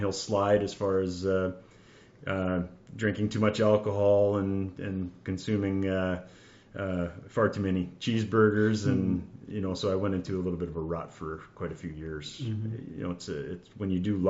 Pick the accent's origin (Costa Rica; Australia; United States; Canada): Canada; Abbotsford, British Columbia; now in North Vancouver, Canada; I was born and raised in Abbotsford